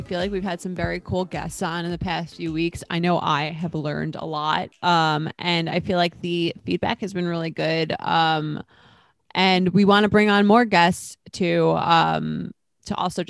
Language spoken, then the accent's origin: English; Roslyn, New York, United States; I'm from Roslyn.